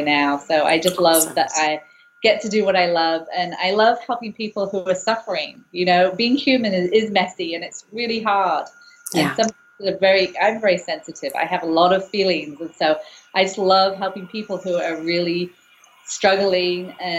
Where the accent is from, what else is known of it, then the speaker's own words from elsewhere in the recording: England, United Kingdom; now in San Francisco, United States; I'm from England, and I just went to see my family, which was lovely. They're in England.